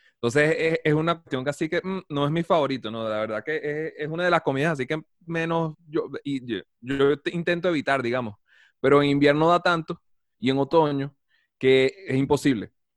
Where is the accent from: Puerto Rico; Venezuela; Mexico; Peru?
Venezuela; Guatire, Miranda; moved away as an adult; now in Colombo, Brazil; yo vengo de Caracas, Guatire